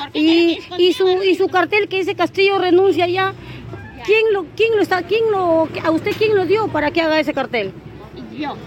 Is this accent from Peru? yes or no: yes; Peru; also born or lived in Carabayllo, Lima; Como peruano que soy